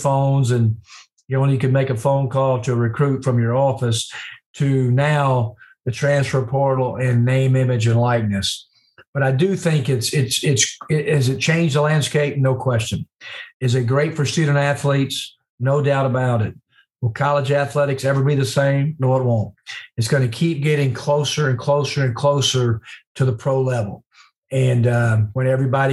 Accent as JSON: {"language": "English", "region": "Mississippi", "country": "United States", "tie": "born or raised there", "also_born_or_lived": "Tennessee", "moved": "as an adult", "said": "I'm back to my home state"}